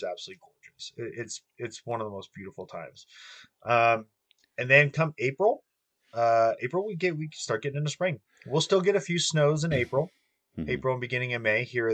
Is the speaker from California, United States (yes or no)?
yes; Southern California, United States; moved away as an adult; also born or lived in Colorado; I grew up in Southern California pretty much my whole life